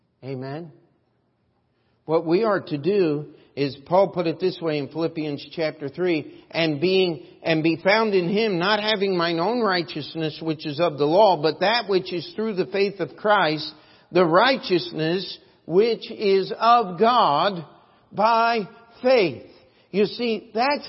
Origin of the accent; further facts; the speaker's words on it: United States; as an American